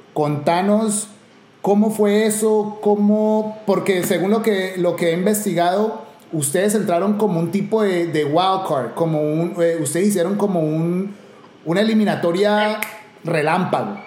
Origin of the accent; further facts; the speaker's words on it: Cali, Valle del Cauca, Colombia; como caleño